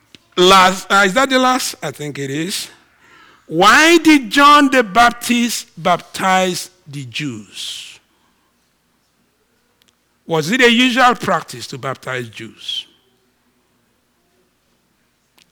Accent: Nigeria; moved away; I'm all Nigerian

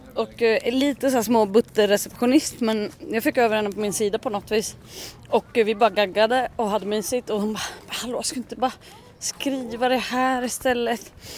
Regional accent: Leksand, Dalarna County, Sweden; det är ju min hemort

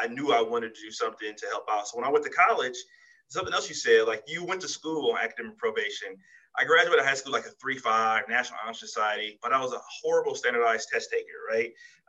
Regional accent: Compton, California, United States; also born or lived in El Paso, Texas / Germany; in Compton, on Rosecrans and Central, where I grew up at, the west side of Compton

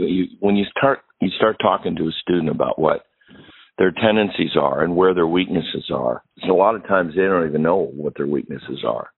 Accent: Pittsburgh, Pennsylvania, United States; now in Michigan, United States; I've been in Michigan for a lot of my life, but I grew up in Pittsburgh.

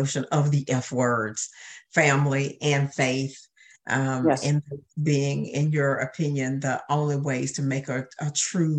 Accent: Augusta, Georgia, United States; I am from Augusta and likewise intend to stay here

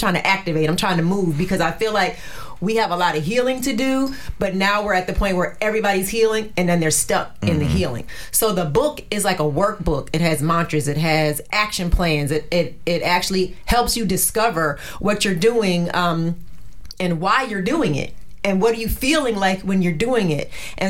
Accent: New Jersey, United States; It's called From Jersey to Me, because I'm from Jersey

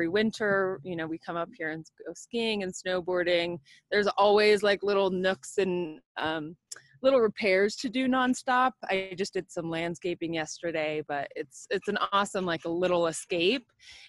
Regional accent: Covina, California, United States; I grew up in San Gabriel Valley in Covina.

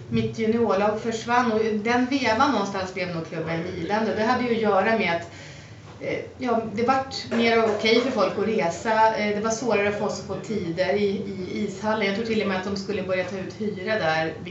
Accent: Mälardalen, Sweden; det finns så mycket runstenar i det området som jag har vuxit upp

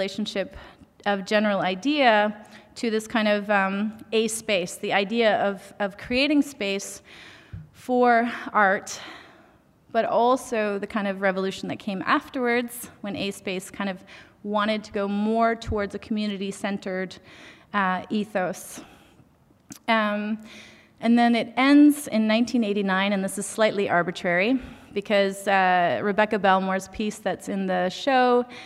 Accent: Beausoleil First Nation, Ontario, Canada; I am Anishinaabe Kwe from Beausoleil First Nation

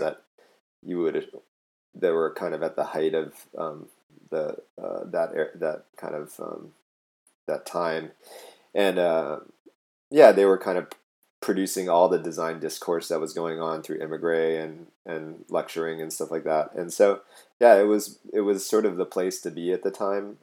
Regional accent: Hawaii, United States; moved away; also born or lived in Netherlands; I'm from Hawaii originally, and so I tried to move home

